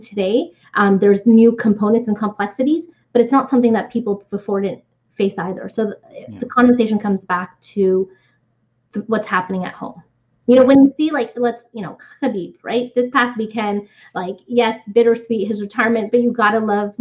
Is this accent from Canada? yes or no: yes; Canada; But I grew up in Canada. I went to high school here.